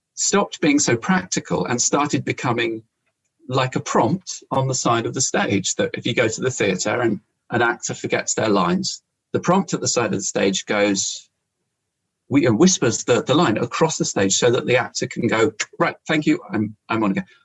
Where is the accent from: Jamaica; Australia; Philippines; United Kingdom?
United Kingdom; London; moved away; as a teenager, growing up in London